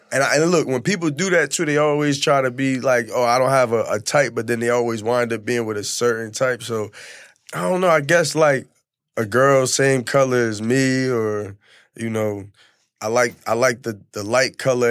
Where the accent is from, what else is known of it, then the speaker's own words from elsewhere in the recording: Camden, New Jersey, United States; moved away as an adult; now in Miami, United States; I'm from New Jersey.